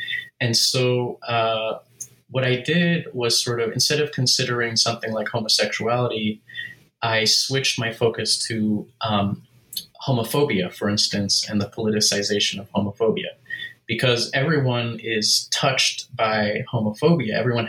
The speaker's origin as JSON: {"language": "English", "region": "Southern California", "country": "United States", "tie": "born or raised there", "said": "So I grew up in Southern California, and I'm the child of two immigrants, basically, one from Austria, the other from the Arab world."}